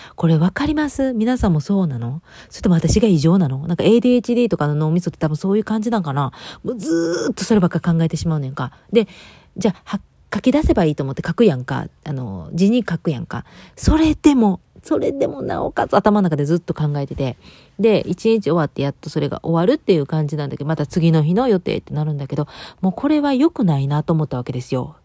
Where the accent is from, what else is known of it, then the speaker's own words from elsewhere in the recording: Kobe, Hyogo, Japan; moved away; うちはあの、兵庫県で神戸で